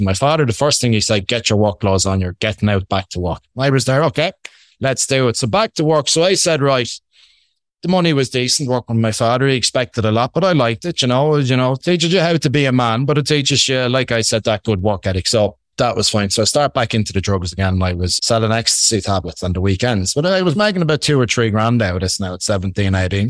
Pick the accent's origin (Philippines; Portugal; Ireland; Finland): Ireland; accent: Irish; I'm Irish. I hope you can get that from my Irish accent.